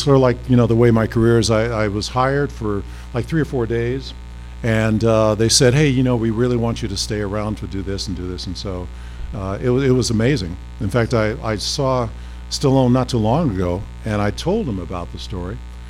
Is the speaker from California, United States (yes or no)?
yes; Pasadena, California, United States; also born or lived in San Francisco; I grew up in Pasadena, California.